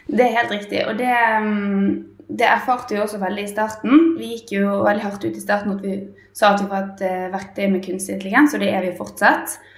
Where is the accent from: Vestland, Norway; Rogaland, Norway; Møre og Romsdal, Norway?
Vestland, Norway; Bergen; moved away as an adult; now in Oslo, Norway; jeg er jo egentlig bergenser, da, men har uh, emigrert til Oslo for en liten periode i hvert fall.